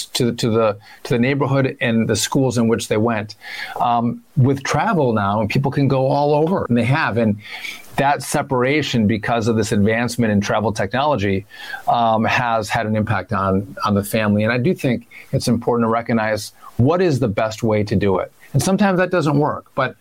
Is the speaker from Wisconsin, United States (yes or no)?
yes; Hayward, Wisconsin, United States; moved away; six of my brothers and sisters all live in my hometown of Hayward